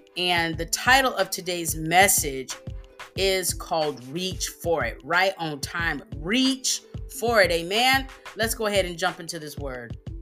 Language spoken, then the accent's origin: English; Texas, United States; I'm from Texas